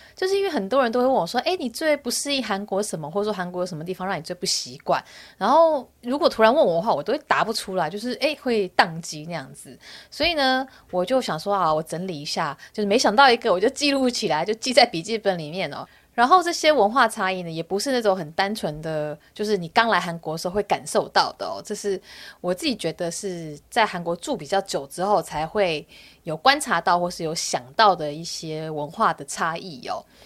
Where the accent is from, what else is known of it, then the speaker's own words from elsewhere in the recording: Taiwan; moved away as an adult; now in South Korea; 我是台湾人，我是一个外国媳妇